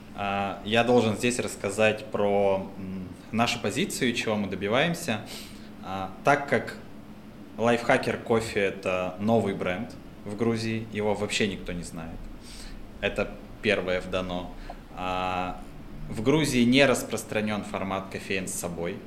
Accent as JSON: {"language": "Russian", "country": "Russia", "also_born_or_lived": "Moscow", "moved": "as an adult", "lives_now": "Georgia", "said": "Я говорю, из России"}